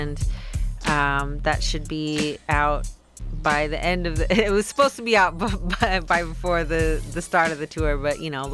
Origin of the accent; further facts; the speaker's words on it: Portland, Oregon, United States; I'm hailing from Portland, Oregon